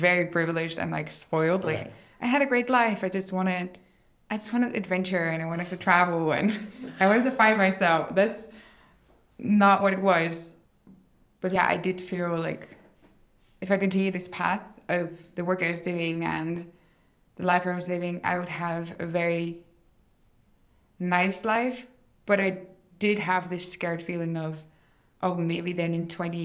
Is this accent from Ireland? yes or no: no; Netherlands; I'm from the Netherlands